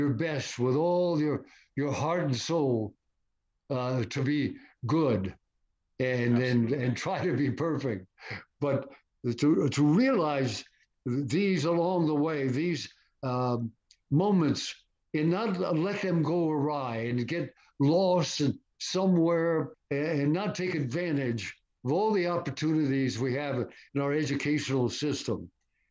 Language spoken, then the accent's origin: English; Stamford, Connecticut, United States; moved away; the name of the street that was named after me in Stamford, Connecticut, my hometown